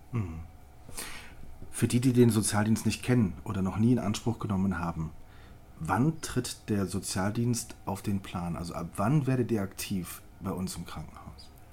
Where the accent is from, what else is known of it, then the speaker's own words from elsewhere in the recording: Rhineland, Germany; ich bin Rheinländer